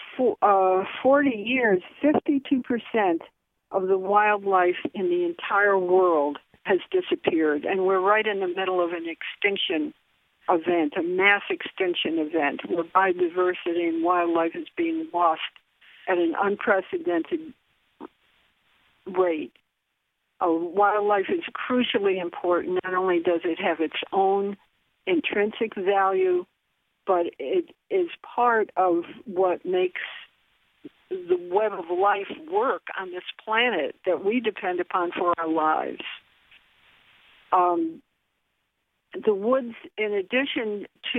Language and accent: English; Bridgeport, Connecticut, United States; I was born and raised in Bridgeport on the east side. I've lived here for about 60 years